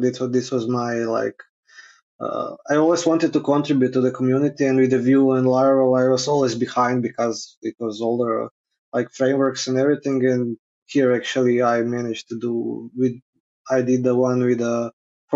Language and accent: English; Krapina, Krapina-Zagorje County, Croatia; Krapina, my hometown in Zagorje